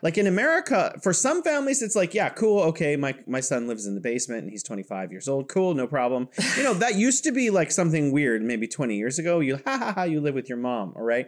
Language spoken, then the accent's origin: English; California, United States; now in Wuhan, China; I am from California, but now I am located in beautiful Wuhan, China